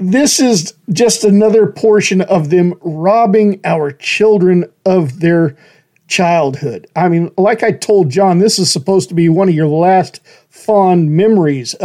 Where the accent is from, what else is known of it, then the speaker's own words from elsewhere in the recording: Horseshoe Bend, Idaho, United States; moved away as an adult; I grew up in Horseshoe Bend